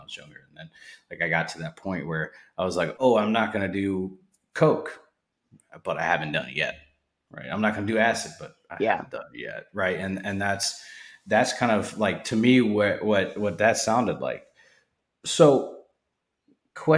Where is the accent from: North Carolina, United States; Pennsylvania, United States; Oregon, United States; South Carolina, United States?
Pennsylvania, United States; Erie; moved away as an adult; also born or lived in Alaska; now in Maryland, United States; I grew up in Erie, Pennsylvania, where it was like, we got lake effect snow, right?